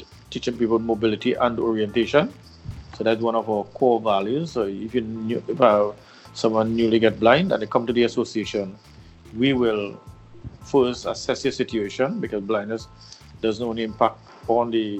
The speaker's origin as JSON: {"language": "English", "region": "Mayaro", "country": "Trinidad & Tobago", "tie": "born or raised there", "said": "born 1968, 23rd of July, in a small village in Mayaro, that's in the east of the island"}